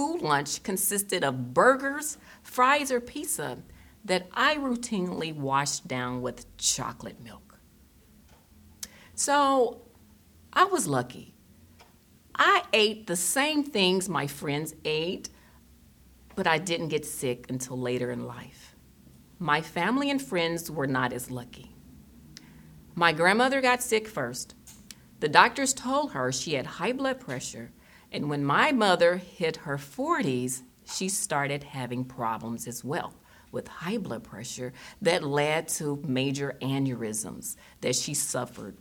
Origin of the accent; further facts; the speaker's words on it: Tennessee, United States; moved away as an adult; also born or lived in Germany / Boston, Massachusetts; I was born in Germany and raised in Tennessee, and where I'm from, there weren't a lot of vegetarians